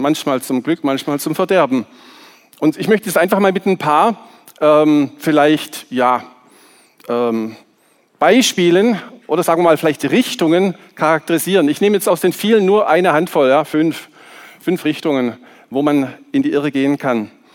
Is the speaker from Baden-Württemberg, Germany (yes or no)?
yes; Swabia, Baden-Württemberg, Germany; accent: Swabian; aus meiner Heimat, ihr hört vielleicht, dass ich ein bisschen Schwäbisch spreche, die Liebenzeller Mission